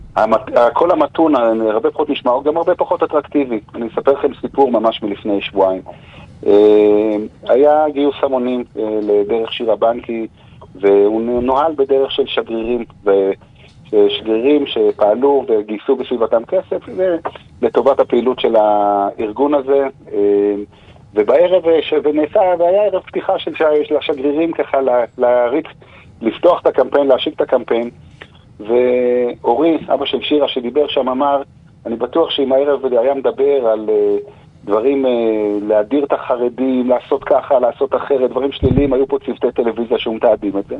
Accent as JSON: {"language": "Hebrew", "town": "Jerusalem", "region": "Jerusalem District", "country": "Israel", "said": "בעיר ירושלים, שאנחנו חיים בה, אנחנו מירושלים"}